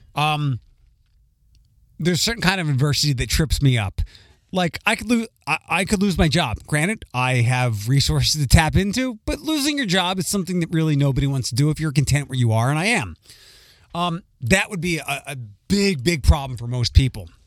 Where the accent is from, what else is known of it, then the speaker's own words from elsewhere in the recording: Philadelphia, Pennsylvania, United States; accent: Philly; my Philly accent